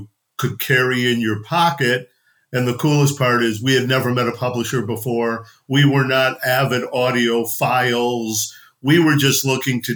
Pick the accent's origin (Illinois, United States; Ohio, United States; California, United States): Ohio, United States; Cleveland; moved away as an adult; also born or lived in Boston; I'm born and raised in Cleveland